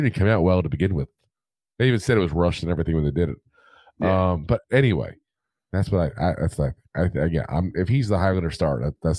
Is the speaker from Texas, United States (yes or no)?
no; New Jersey, United States; But since we're from Jersey, we drank Jersey water. We should be okay. No, Jersey water, first off, is a spectacular cavalcade of flavors. Okay. I love Jersey water. I miss Jersey water.